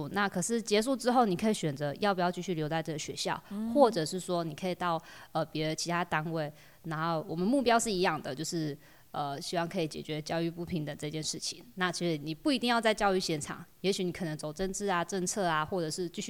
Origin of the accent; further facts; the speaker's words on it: Taitung City, Taitung County, Taiwan; moved away as an adult; also born or lived in Changguang, Changbin Township, Taitung County; now in Fuli, Taiwan; 台东市人，市区的小孩